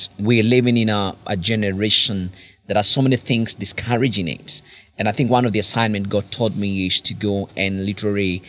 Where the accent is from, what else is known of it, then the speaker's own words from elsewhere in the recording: Karatina, Nyeri County, Kenya; I'm coming from Kenya. I come from the central part of Kenya.